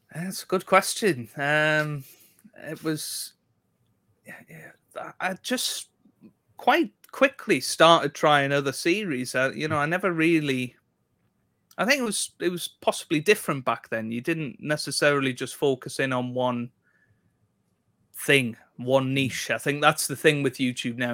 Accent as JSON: {"language": "English", "town": "South Shields", "region": "North East England", "country": "United Kingdom", "said": "I'm from South Shields, which is in between Newcastle and Sunderland."}